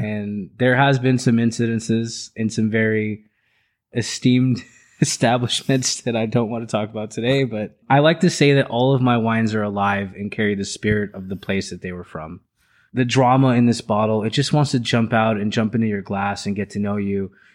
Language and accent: English; Orlando, Florida, United States; also born or lived in Los Angeles, California / Orange County, California; I grew up in Orlando